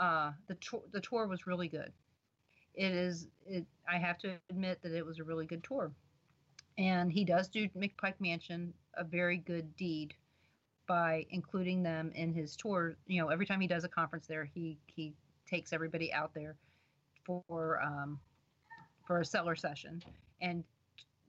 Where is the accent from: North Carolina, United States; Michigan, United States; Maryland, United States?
Maryland, United States; Baltimore; I'm being from Baltimore, of course, you know, went down to Richmond all the time.